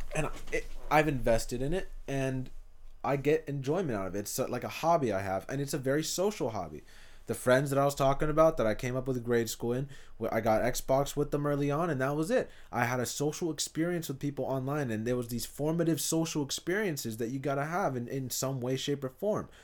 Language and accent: English; Hayward, California, United States; also born or lived in Fremont / Union City; South Hayward was, was where I'm from